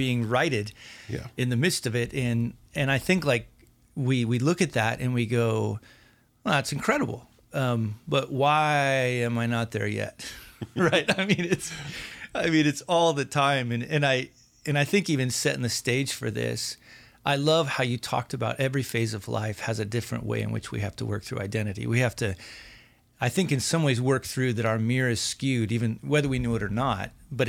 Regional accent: Wyoming, United States; I'm from Wyoming.

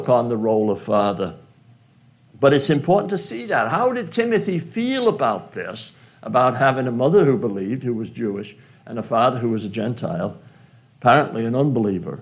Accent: United Kingdom; now in United States; being British

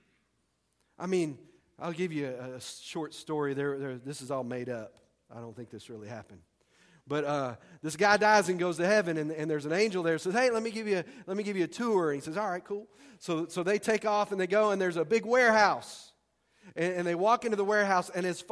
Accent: Texas, United States; I'm from Texas.

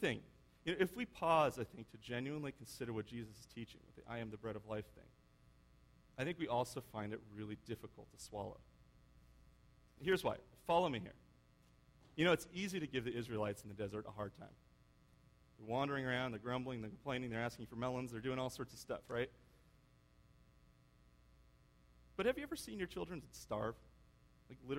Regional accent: United States; I'm an American father

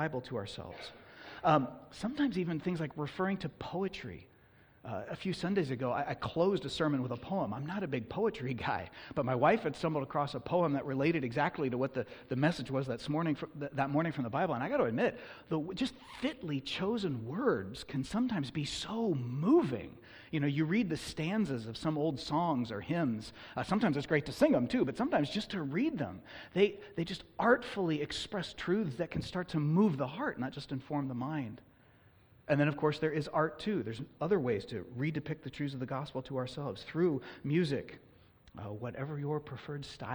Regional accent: Oakland, California, United States; I was born and raised in Oakland, California

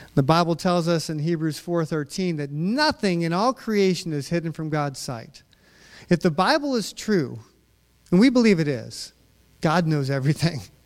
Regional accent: Utah, United States; growing up in Utah with my dad

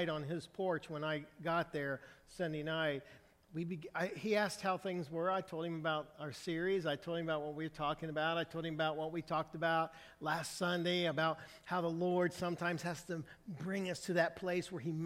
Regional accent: Brazil, Indiana, United States; I'm from Indiana. I'm from a small town in Brazil, Indiana

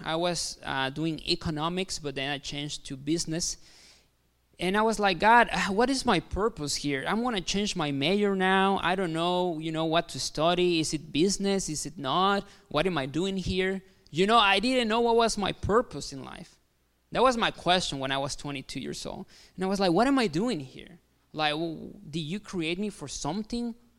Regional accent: Mexico; English is a second language; moved away as an adult; also born or lived in Kansas City, United States; now in Bourbonnais, United States; I am Mexican. Yes, yes, I am from Mexico. I know what you're thinking, like, like, "Jeez, this guy has an accent. Where is he from?" So I'm from Mexico. Uh, I was born there.

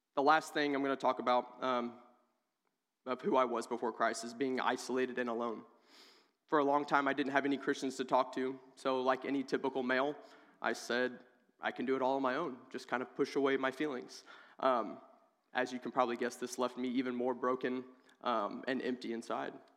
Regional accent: Oak Grove, United States; moved away as an adult; I'm originally from Oak Grove

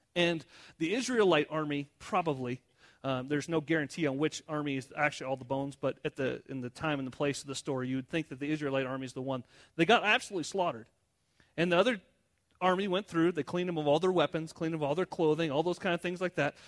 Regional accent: United States; I'm American

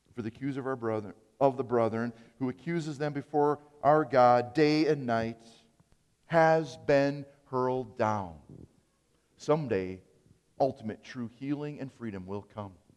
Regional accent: Appleton, Wisconsin, United States; growing up in Appleton

